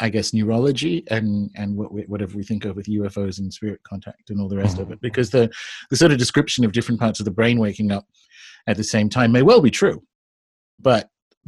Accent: New South Wales, Australia; I grew up in Australia

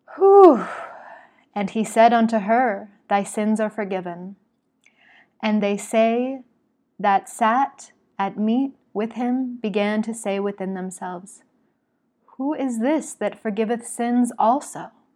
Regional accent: Salt Lake City, Utah, United States; moved away as an adult; also born or lived in Oregon; I'm from Salt Lake City

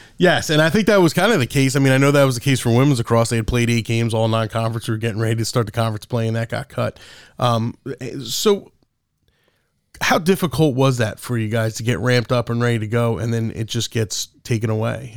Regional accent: Monmouth County area, New Jersey, United States; I'm a local guy, too, and, and I'm considerably older than you. Uh, but g, growing up in this area

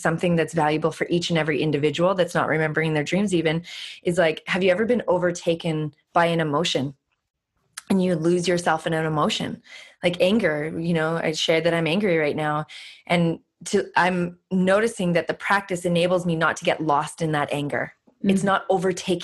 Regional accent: Canada; moved away; also born or lived in California; I'm Canadian

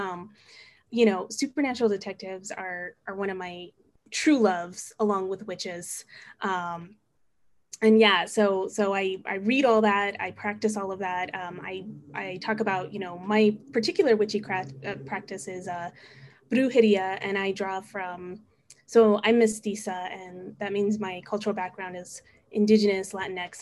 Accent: Albuquerque, New Mexico, United States; I am full-time faculty at a community college in Albuquerque, New Mexico. That's my hometown.

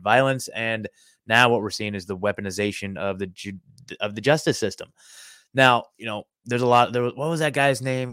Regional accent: Oregon, United States; moved away as an adult; now in Nashville, United States; I'm in Nashville, Tennessee now, but I was born and raised in Oregon

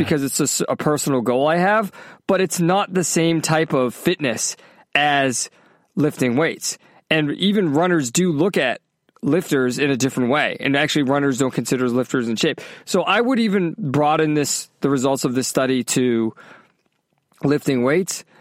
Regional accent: Massachusetts, United States; also born or lived in California; now in Florida, United States; growing up in Massachusetts

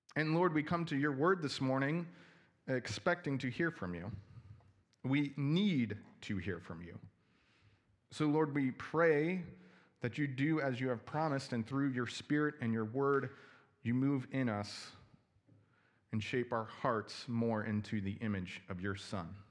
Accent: New Jersey, United States; also born or lived in Chicago; now in Milwaukee, United States; I'm originally from New Jersey

